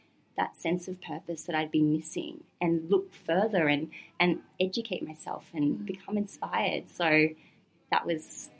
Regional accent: Gold Coast, Queensland, Australia; now in Melbourne, Australia; I was growing up on the Gold Coast

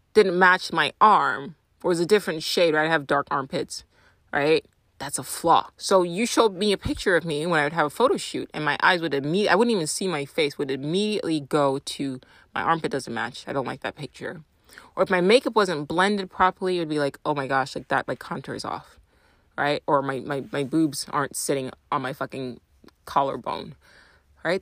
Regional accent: Nigeria; moved away; I'm Nigerian

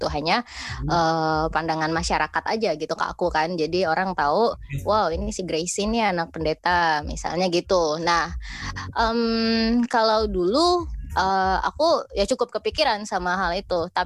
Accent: West Kalimantan, Indonesia; born there; Aku asli dari Kalimantan Barat, lahirnya di Kalbar. Da, tapi besarnya ada di mana-mana gitu

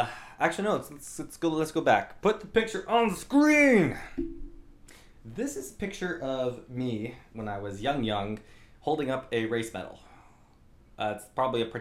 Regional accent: Albuquerque, New Mexico, United States; I grew up in New Mexico, Albuquerque, New Mexico.

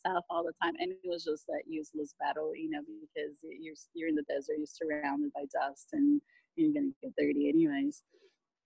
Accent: Miami, Florida, United States; moved away as an adult; also born or lived in Brazil / Australia; now in New Zealand; I grew up in Miami. I'm from Brazil originally

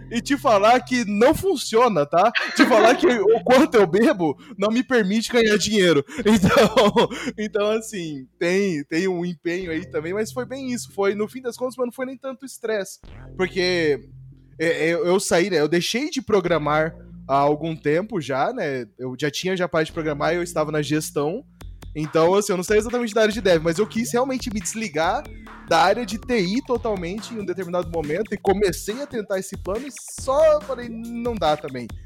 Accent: Campo Grande, Mato Grosso do Sul, Brazil; eu vim né, do interiorzão, né? Eu, eu vim de Campo Grande, Mato Grosso do Sul

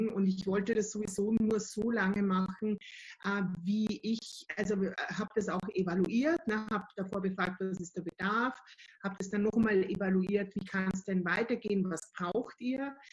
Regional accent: Austria; Ähm, ich bin Österreicherin, seit 2006 selbstständig

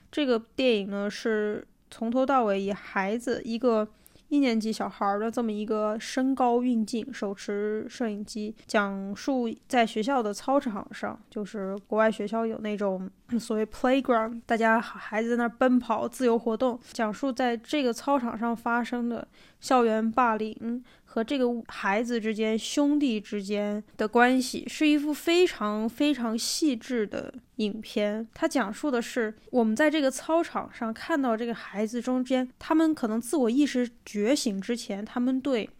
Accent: Xiamen, Fujian, China; moved away as an adult; also born or lived in England; now in Beijing, China; 我在厦门生活成长，我的大学又是在英国的一个小镇里度过的

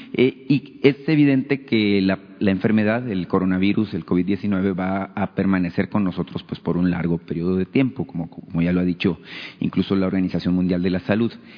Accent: northern Mexico, Mexico; sobre todo en el norte, que es de donde yo soy

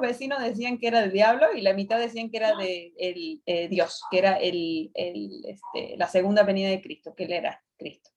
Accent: Mexico; de México

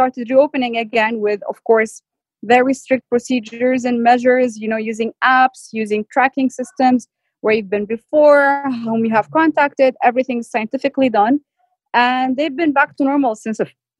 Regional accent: Saudi Arabia; moved away as an adult; also born or lived in Amman, Jordan / Hangzhou, China / Akkar, Lebanon; now in Lebanon; I'm Lebanese. I'm 100% Lebanese. But I was born and raised in Saudi. So I lived in Saudi Arabia for 26 years.

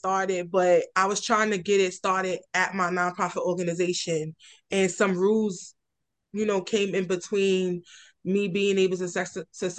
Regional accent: New York City, New York, United States; I'm from, born and raised in Red Hook, Brooklyn

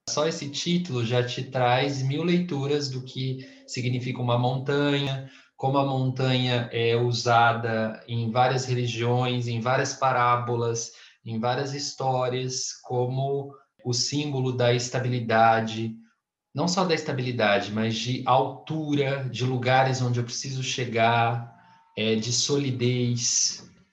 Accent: Brazil; eu ser brasileiro

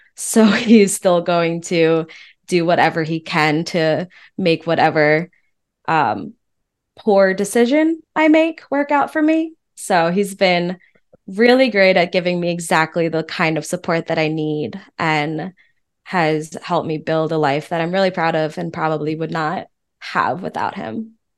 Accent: East Coast, United States; moved away as an adult; now in Austin, United States; I'm from the East Coast

